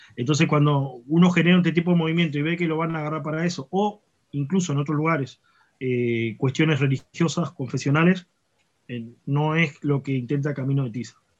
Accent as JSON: {"language": "Spanish", "country": "Uruguay", "said": "si bien soy uruguayo"}